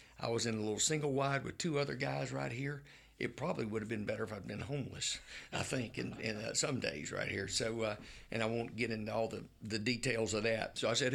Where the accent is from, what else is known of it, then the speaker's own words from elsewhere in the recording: Marianna, Florida, United States; now in Tallahassee, United States; I was raised in Marianna, and my daddy was a college professor.